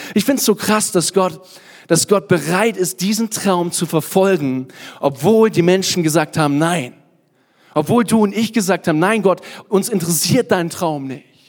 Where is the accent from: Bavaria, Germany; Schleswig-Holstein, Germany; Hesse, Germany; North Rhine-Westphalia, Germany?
Bavaria, Germany; Kottensdorf; also born or lived in Nuremberg; Also eigentlich komme ich aus Kottensdorf, ein kleines Dorf. Aber ich sage, ich komme aus Nürnberg